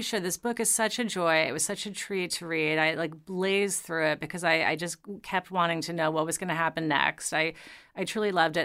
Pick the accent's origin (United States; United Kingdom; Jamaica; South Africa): United States; New York City, New York; also born or lived in Long Island; I grew up in New York City